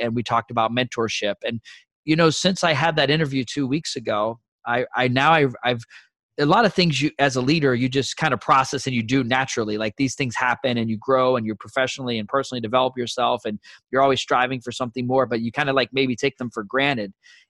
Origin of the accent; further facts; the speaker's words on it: Fort Benning, Georgia, United States; born there; And, you know, I was born in Fort Benning.